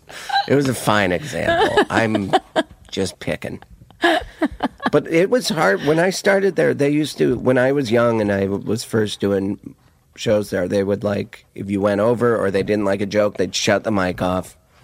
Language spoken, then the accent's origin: English; Montana, United States; accent: Montana; moved away; I came from Montana